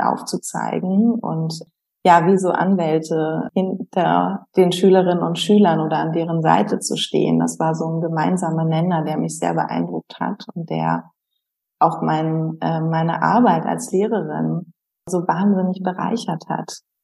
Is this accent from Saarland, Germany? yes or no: no; Berlin, Germany; moved away as an adult; also born or lived in Heidelberg / Pforzheim; als Berlinerin